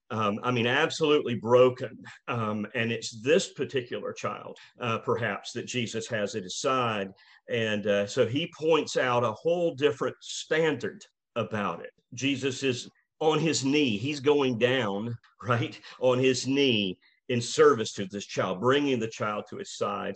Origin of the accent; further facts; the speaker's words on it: Rome, Georgia, United States; we moved back to Rome, my hometown